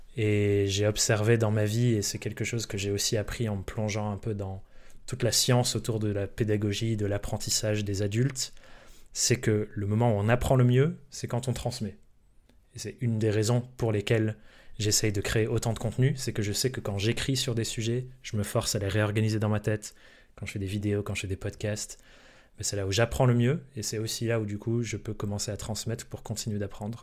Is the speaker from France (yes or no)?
yes; France; also born or lived in England; je suis anglais euh, de naissance, mais j'ai grandi en France